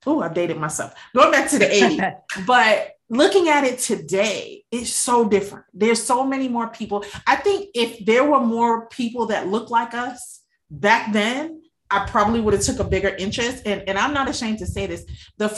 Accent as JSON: {"language": "English", "region": "New York", "country": "United States", "tie": "born or raised there", "said": "I grew up in New York and Wall Street"}